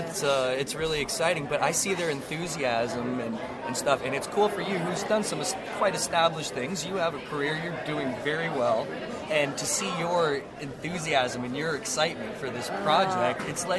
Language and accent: English; Toronto, Ontario, Canada; I'm actually from Toronto.